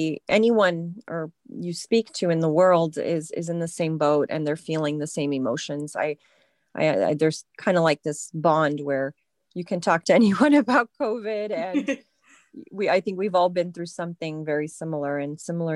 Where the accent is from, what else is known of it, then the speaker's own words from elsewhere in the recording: France; also born or lived in United Kingdom; In France, yes. I was born in the UK, and my parents were, in import export.